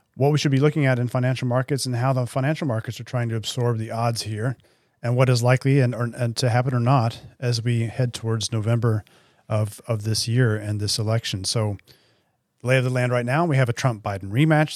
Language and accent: English; United States; accent: American; I am, if you can hear from my accent, an American citizen